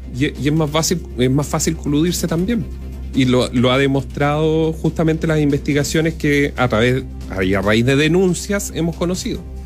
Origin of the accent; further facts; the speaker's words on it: Los Ángeles, Biobío, Chile; yo soy de Los Ángeles y en Los Ángeles teníamos nuestros propios supermercados